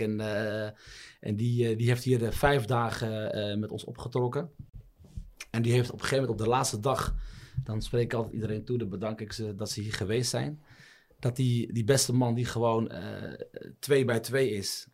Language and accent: Dutch; Netherlands; also born or lived in Morocco; Ik ben in Nederland geboren